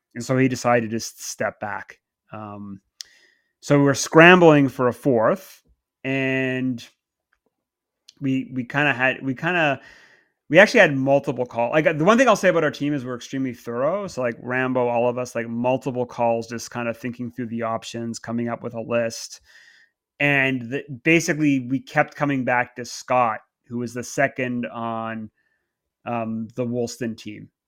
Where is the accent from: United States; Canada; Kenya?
Canada; moved away as an adult; now in England, United Kingdom; I grew up in Canada.